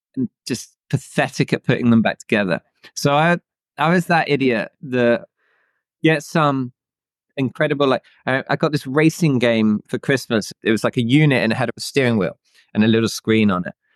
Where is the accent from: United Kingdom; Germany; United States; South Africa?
United Kingdom; Bedfordshire, East of England; I grew up in the UK in a small town in a county called Bedfordshire.